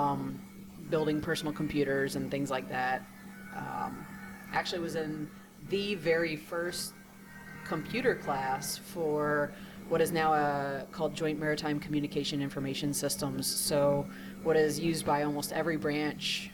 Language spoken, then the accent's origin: English; a small town outside St. Louis, Illinois side, United States; moved away as an adult; also born or lived in Mare Island, California; now in Bolivar, United States; I'm from the Midwest, a small little town outside of St. Louis, actually the Illinois side